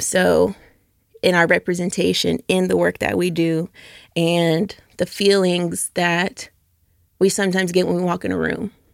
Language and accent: English; Norcross, Georgia, United States; moved away as an adult; also born or lived in Atlanta; now in Memphis, United States; I grew up northeast out of Norcross, Georgia